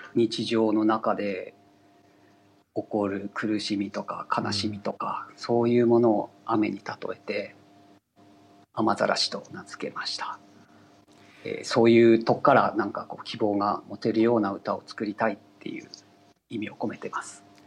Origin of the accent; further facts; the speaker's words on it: Aomori, Japan; also born or lived in Tokyo; 地元の青森に帰って